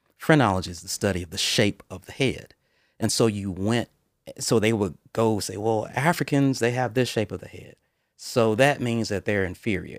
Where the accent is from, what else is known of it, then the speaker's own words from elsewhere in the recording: Mobile, Alabama, United States; I was born and raised in Mobile, Alabama, uh, on the Gulf Coast